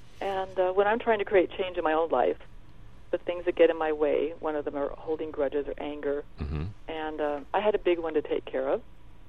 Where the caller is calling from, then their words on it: Oregon, United States; I'm on the Oregon coast, up towards Astoria, sitting in a lovely little